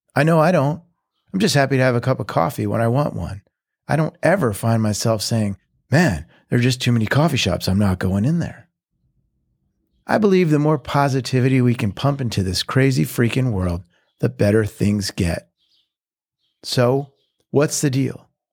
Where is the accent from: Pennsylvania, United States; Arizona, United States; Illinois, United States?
Pennsylvania, United States; Philadelphia; moved away as an adult; also born or lived in Nashville; now in Mexico; the growing up in Philly beginning